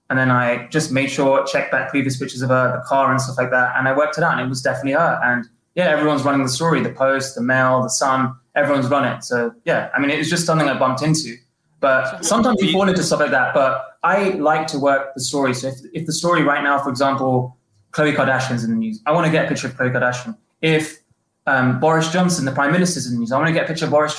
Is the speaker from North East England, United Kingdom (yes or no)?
no; London, United Kingdom; moved away as an adult; now in Los Angeles, United States; My life switched over to Los Angeles, but I was born and bred in London